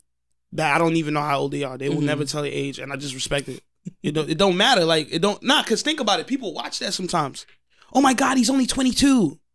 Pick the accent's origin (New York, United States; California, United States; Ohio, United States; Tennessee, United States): New York, United States; Long Island; And I'm from Long Island.